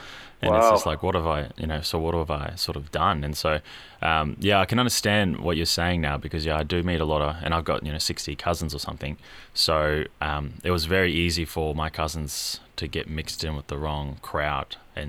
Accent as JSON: {"language": "English", "region": "Queensland", "country": "Australia", "said": "As a Queenslander, I get very confused when I walk out and see ice on the windscreen."}